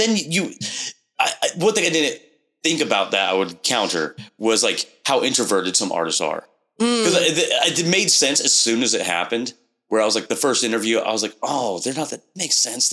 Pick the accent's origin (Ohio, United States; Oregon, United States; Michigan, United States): Oregon, United States; Portland; moved away as an adult; now in Vancouver, United States; growing up in Portland